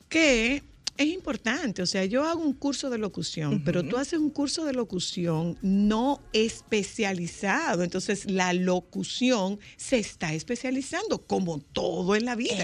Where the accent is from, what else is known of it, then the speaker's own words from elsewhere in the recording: Nagua, María Trinidad Sánchez, Dominican Republic; mi pueblo, de Nagua